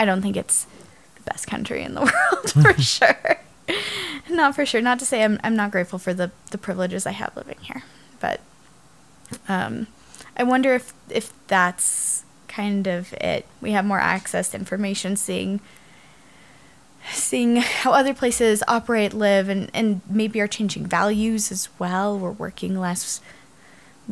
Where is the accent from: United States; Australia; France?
United States